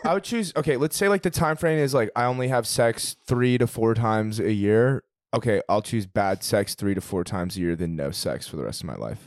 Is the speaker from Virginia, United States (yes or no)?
yes; Fairfax County, Virginia, United States; we grew up both in Fairfax County